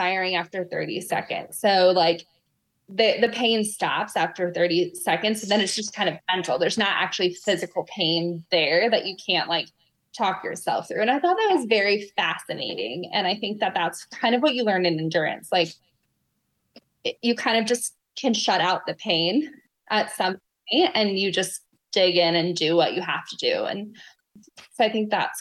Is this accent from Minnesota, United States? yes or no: no; Colorado, United States; also born or lived in Osaka, Japan; now in Atlanta, United States; I'm from Colorado.